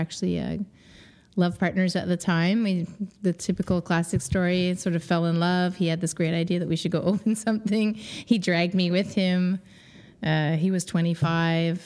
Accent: Kingston, Ontario, Canada; moved away as an adult; now in Montreal, Canada; I grew up in Ontario. I'm from Kingston, Ontario, a little small town.

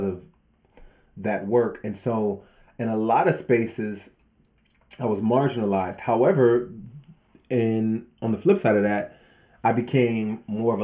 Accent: Southern California, United States; I grew up in Southern California, in kind of like gang culture

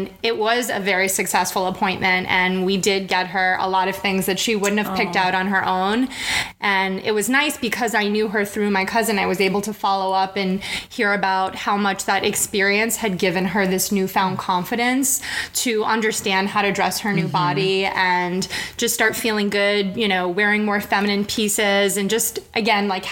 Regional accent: New York City, New York, United States; also born or lived in Manhattan; I was born and raised in Brooklyn

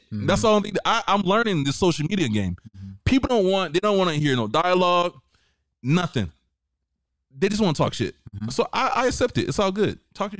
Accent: the South, United States; because I'm black and I'm from the South.

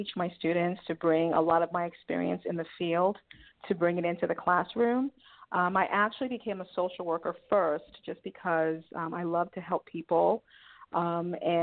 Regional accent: Nigeria; now in United States; Yes, I'm originally from Nigeria. So in 1988, I came to the United States with my mom and my two brothers

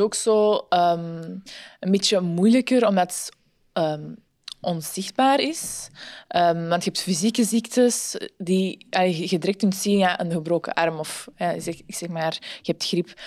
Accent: Antwerp, Flanders, Belgium; also born or lived in Ghent; ik ben van Antwerpen, maar studeer in Gent

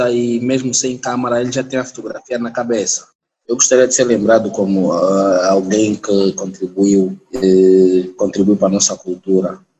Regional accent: Lubango, Huíla, Angola; não podia deixar de passar pelo Lubango, minha terra natal

